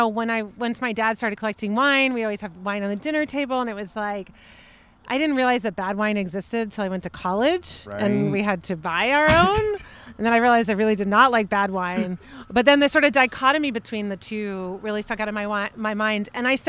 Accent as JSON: {"language": "English", "town": "Atlanta", "region": "Georgia", "country": "United States", "tie": "born or raised there", "moved": "as an adult", "lives_now": "Paso Robles, United States", "said": "I'm from Atlanta. Okay. I'm born and raised."}